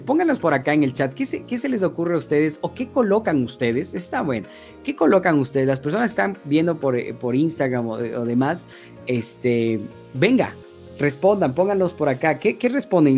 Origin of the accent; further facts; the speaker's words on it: Ecuador; yo soy de Ecuador